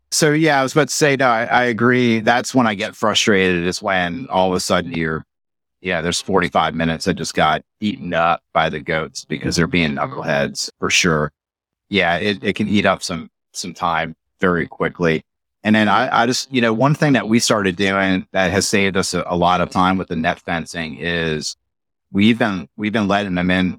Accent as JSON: {"language": "English", "town": "Metairie", "region": "Louisiana", "country": "United States", "tie": "born or raised there", "said": "I'm from New Orleans, so I grew up, you know, eight miles from downtown New Orleans in Metairie"}